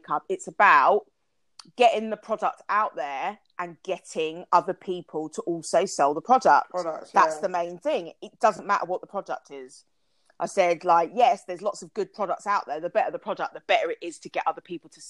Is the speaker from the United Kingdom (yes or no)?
yes; Kent, South East England, United Kingdom; I grew up in Kent